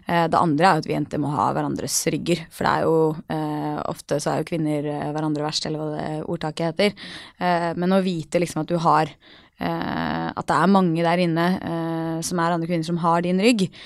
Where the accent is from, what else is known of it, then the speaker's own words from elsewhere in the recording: Norway; also born or lived in New York, United States; jeg jo norsk